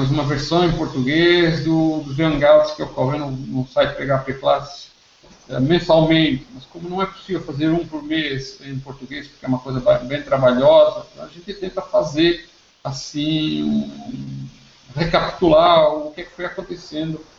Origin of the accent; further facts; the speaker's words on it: São Paulo, Brazil; sou de São Paulo.